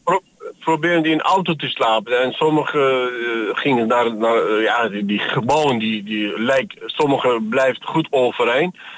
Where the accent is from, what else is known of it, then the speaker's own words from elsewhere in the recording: Iskenderun, Hatay, Turkey; now in Netherlands; dat is mijn geboortestad